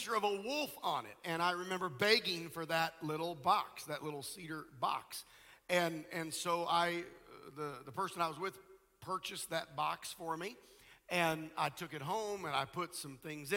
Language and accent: English; Nebraska, United States; I grew up in Nebraska